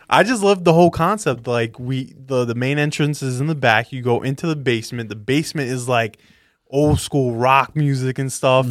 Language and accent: English; New York, United States; I love being a New Yorker